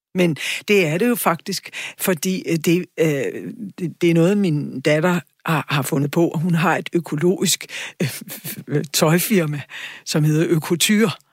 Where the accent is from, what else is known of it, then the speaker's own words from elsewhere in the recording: Charlottenlund, Capital Region of Denmark, Denmark; jeg er vokset op ude i Charlottenlund